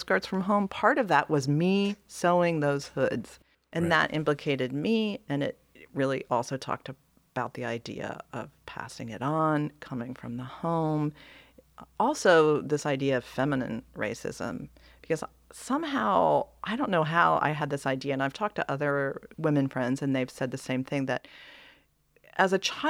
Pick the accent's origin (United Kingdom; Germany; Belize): Germany; East Germany; now in United States; But then when I tell people that I am from East Germany, all of a sudden I become exotic.